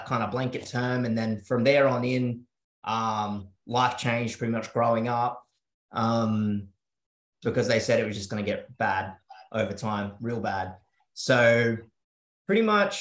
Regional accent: South Coast, New South Wales, Australia; also born or lived in Sydney; I moved to the South Coast at a pretty young age, about 7 years old. So I grew up in a, you know, pretty rural sort of area

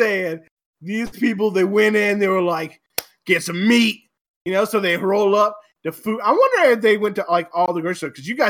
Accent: Elizabeth City, North Carolina, United States; And we're from Elizabeth City, so nobody will recognize us.

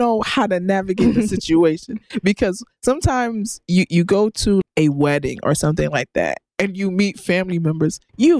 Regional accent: United States; us who grew up in America

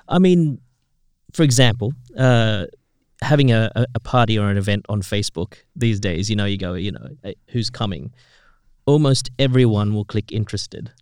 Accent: Philippines; I grew up in in the Philippines

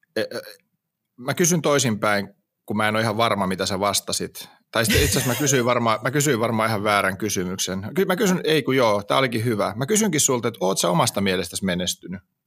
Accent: Hamina, Kymenlaakso, Finland; mä oon kuitenkin Haminasta kotoisin

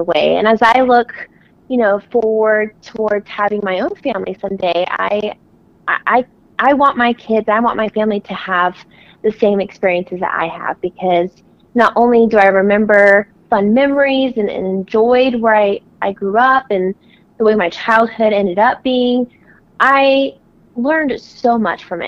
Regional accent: Platteville, Colorado, United States; I'm from Colorado, being Miss Rodeo Colorado. I grew up in a farming community, primarily in a town called Platteville

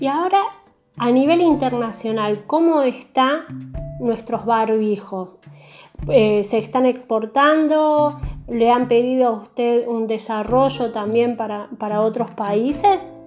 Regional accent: Argentina; como argentino en toda esta situación, como argentino, como argentina

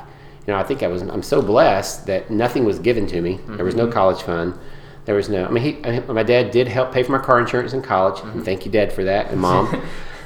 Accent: Georgia, United States; I grew up in Georgia mostly. And kind of a rural part of Georgia

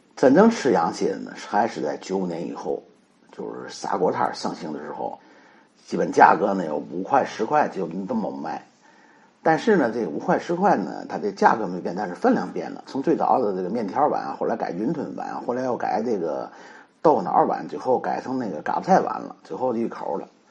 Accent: Tianjin, China; 我们天津人

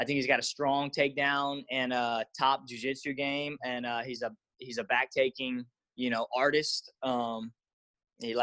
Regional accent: Lafayette, Louisiana, United States; I'm from Lafayette

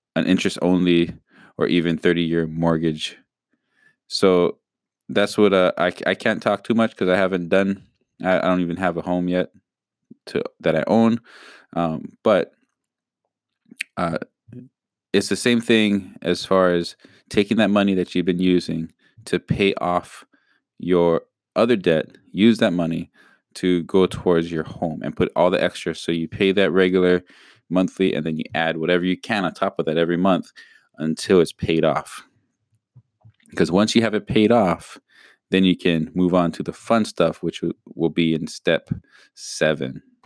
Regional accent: Hawaii, United States; we're from Hawaii.

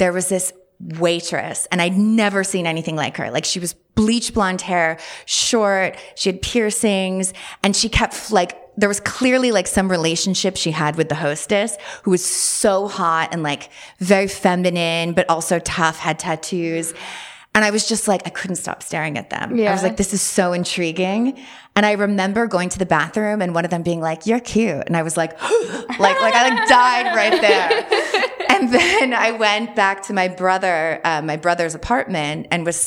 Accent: Westport, Connecticut, United States; I grew up in Westport, Connecticut, which is quite conservative, very preppy

